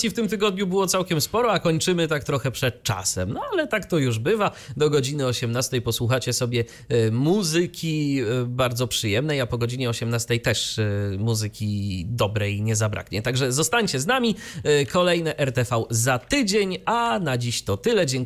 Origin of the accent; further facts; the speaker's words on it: Iława, Warmian-Masurian Voivodeship, Poland; ale tam w odcinku wigilijnym było nawiązanie do mojego rodzinnego miasta.